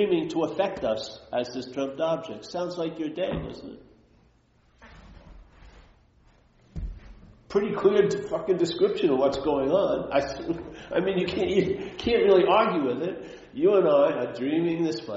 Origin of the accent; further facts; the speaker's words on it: New York, United States; I'm from New York